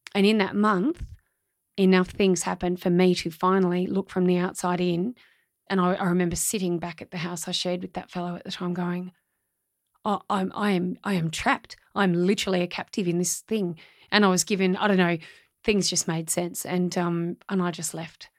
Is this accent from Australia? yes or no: yes; Australia; my hometown